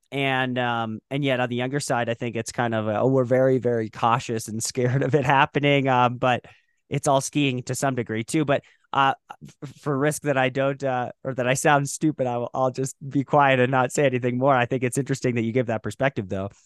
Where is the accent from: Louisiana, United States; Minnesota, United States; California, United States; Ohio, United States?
Minnesota, United States; Moorhead; I grew up in Moorhead, Minnesota.